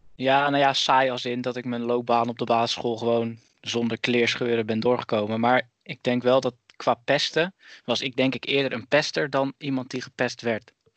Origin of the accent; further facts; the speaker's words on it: Zeeland, Netherlands; now in Tilburg, Netherlands; Ik ben opgegroeid in Zeeland en ik woon tegenwoordig in Tilburg